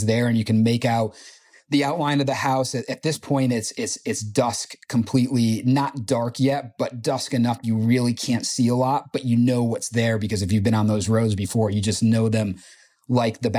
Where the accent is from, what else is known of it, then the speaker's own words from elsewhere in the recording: New York, United States; also born or lived in Potsdam, New York; from New York